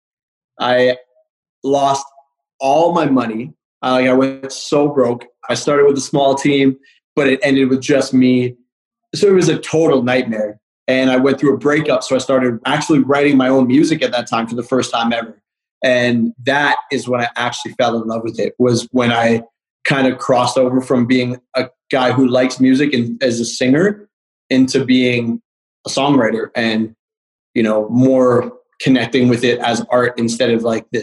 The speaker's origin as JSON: {"language": "English", "town": "Calgary", "region": "Alberta", "country": "Canada", "moved": "yes", "lives_now": "Toronto, Canada", "said": "I live in Toronto, but I'm from Calgary."}